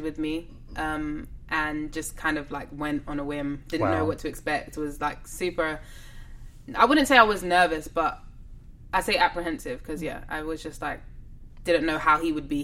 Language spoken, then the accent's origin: English; England, United Kingdom; accent: English; when I sing, you can't really hear that I'm English. My accent kind of disappears.